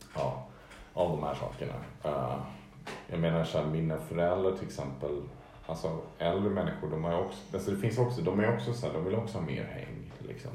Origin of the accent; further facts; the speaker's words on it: Stockholm, Stockholm County, Sweden; det var ändå mer som en så gradvis zon mellan det grönområde där jag växte upp och parken